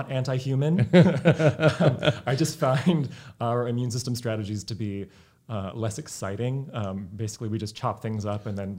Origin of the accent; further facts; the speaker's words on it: Sacramento, California, United States; also born or lived in Bay Area, California; I grew up in Sacramento, California, although I was actually born in the Bay Area.